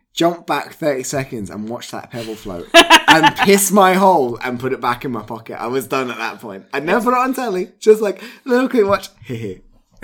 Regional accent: County Kerry, Ireland; Like, I can't believe I grew up in Kerry and that was my attempt at Kerry.

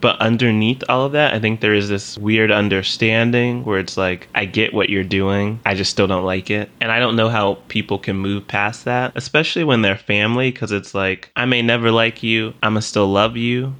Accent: the South, United States; I had someone recently ask me why I didn't have a Southern accent.

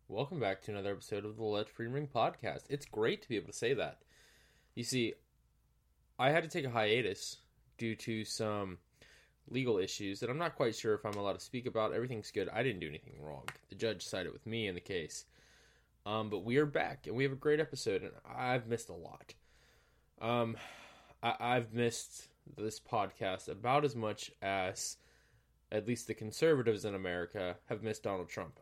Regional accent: Georgia, United States; my home state of Georgia

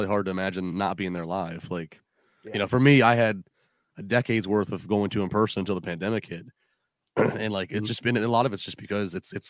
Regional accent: United States; I grew up in the Chesapeake Bay, so I'm a seafood snob.

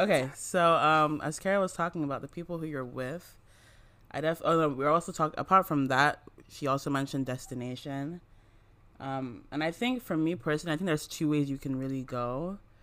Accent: Nigeria; I'm from Nigeria

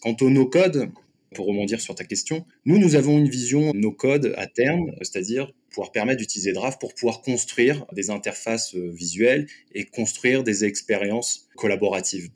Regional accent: France; je suis français et j'étais basé en France

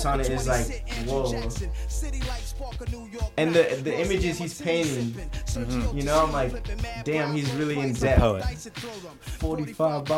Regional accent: Ventura, California, United States; also born or lived in Las Vegas / San Fernando Valley; I always traveled back and forth from here to Ventura.

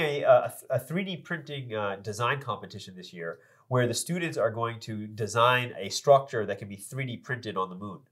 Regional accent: Andover, Massachusetts, United States; I grew up in Andover

